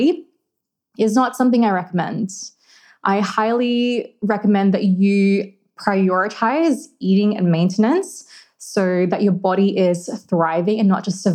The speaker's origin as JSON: {"language": "English", "country": "Philippines", "said": "I'm Filipino and food is a massive part of my culture"}